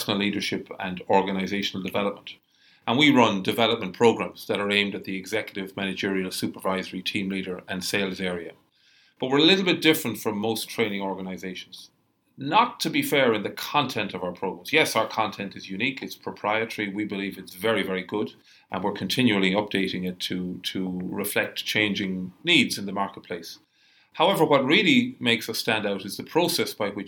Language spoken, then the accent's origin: English; Cork, Munster, Ireland; moved away as an adult; now in Australia; You've gathered from my accent I come from somewhere else. I come from the south of Ireland, a place called Cork